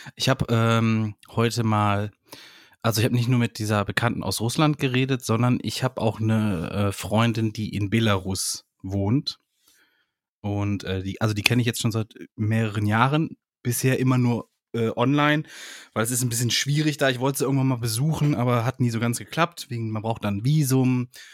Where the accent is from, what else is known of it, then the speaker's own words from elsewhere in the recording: Germany; ich als Deutscher